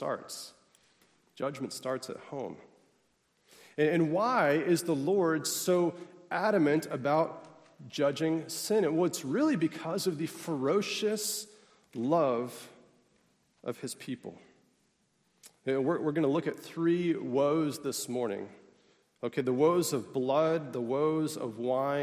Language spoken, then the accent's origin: English; Pittsburgh, Pennsylvania, United States; I come from Pittsburgh, which is known as the what city? Steel City.